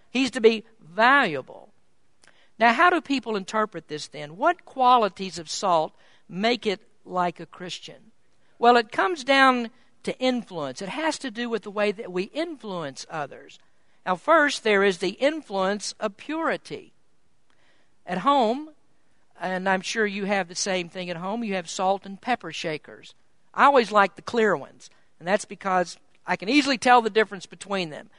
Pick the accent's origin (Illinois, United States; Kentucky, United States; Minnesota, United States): Kentucky, United States; moved away as an adult; I was born in Kentucky, and until 12 years ago, I lived my entire, entire life in the Bible Belt